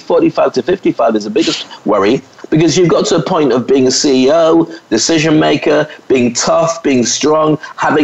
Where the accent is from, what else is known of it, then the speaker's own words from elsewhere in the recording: United Kingdom; moved away as an adult; also born or lived in Scotland / England; now in Dubai, United Arab Emirates; I was a black kid or a mixed race kid growing up in Scotland and then in England